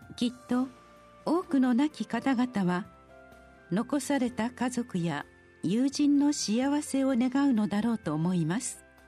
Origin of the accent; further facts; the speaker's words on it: Aomori, Japan; moved away as an adult; 月に数日青森県の地元に帰った際に母に会いに行っておりました